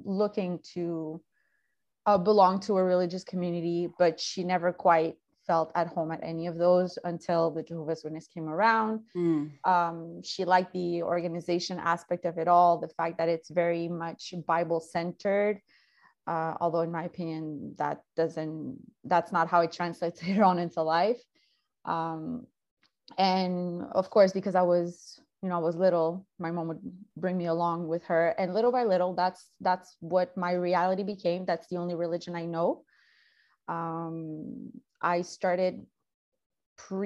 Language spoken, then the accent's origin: English; Canada; also born or lived in South America; I immigrated with my mom from South America to all the way over to Canada when I was 4